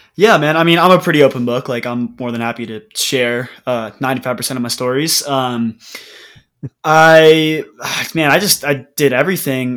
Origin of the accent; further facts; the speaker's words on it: Denver, Colorado, United States; moved away as an adult; also born or lived in Australia / Colombia; I'm from Denver, Colorado